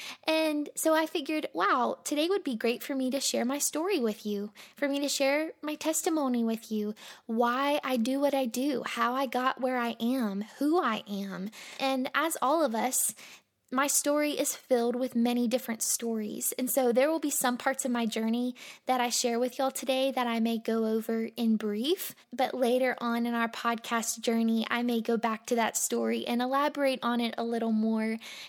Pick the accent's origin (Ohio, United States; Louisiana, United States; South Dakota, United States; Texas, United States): Louisiana, United States; Monroe; born there; also born or lived in Mississippi / Alabama / Florida; now in Lynchburg, United States; So I was born in Monroe, Louisiana, but I have lived in Mississippi, I've lived in Alabama, I've lived in Florida.